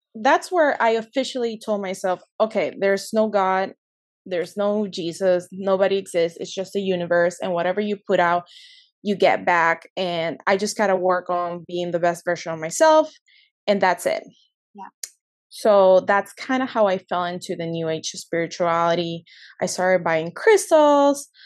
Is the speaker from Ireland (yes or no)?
no; Peru; also born or lived in California, United States; I was born in California, but I moved to Peru when I was like five years old. So mm-hmm. I essentially grew up my whole life in Peru.